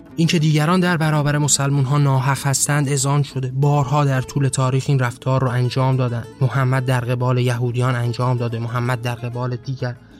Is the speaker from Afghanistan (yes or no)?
no; Iran; ما به عنوان هایی که در این کشور زاده شدیم